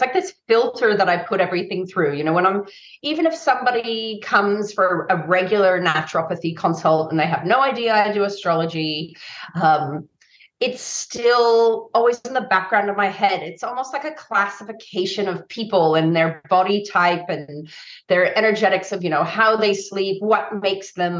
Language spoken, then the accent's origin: English; San Francisco, California, United States; growing up in San Francisco in the 80s